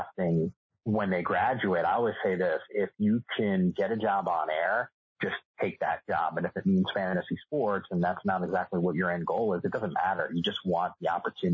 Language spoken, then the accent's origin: English; Northeast, United States; I grew up in the Northeast and went to Fordham, in New York City.